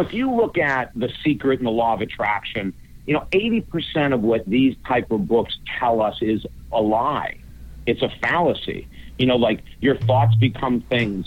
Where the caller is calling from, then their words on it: Fort Myers, Florida, United States; I'm calling from the beautiful state of Florida